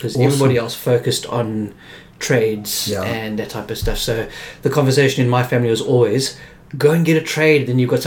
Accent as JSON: {"language": "English", "town": "Johannesburg", "region": "Gauteng", "country": "South Africa", "tie": "born or raised there", "moved": "as an adult", "lives_now": "Cape Town, South Africa", "said": "I grew up in Johannesburg. So, okay. I lived in Joburg until I was about 26"}